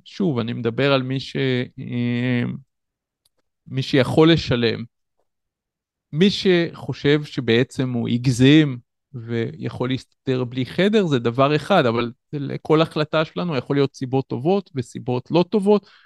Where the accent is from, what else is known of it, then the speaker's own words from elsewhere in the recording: Tel Yosef, Northern District, Israel; במקום שבו גדלתי, בקיבוץ תל יוסף